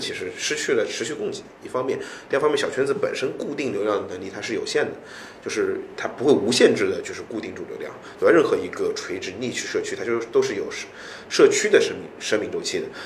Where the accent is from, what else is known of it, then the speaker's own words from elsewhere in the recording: China; 我作为一个中国人